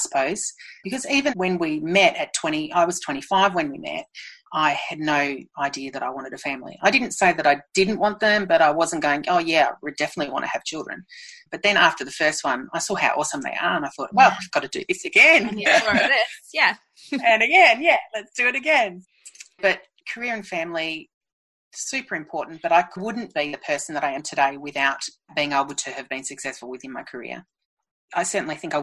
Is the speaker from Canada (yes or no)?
no; Melbourne, Victoria, Australia; moved away as an adult; I'm from Melbourne. I'm an inner city kid. I grew up in the city